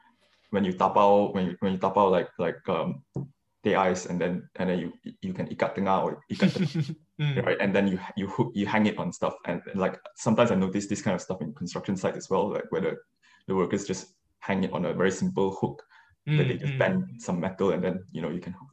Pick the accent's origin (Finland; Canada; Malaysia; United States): Malaysia; moved away as an adult; also born or lived in Kuala Lumpur; now in London, United Kingdom; I grew up in Malaysia and did A levels there, and then came here for undergrad